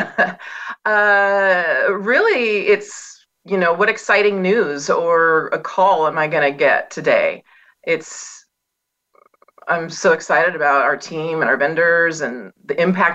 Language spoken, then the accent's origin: English; Pacific Northwest, United States; I was born and raised and remain in the Pacific Northwest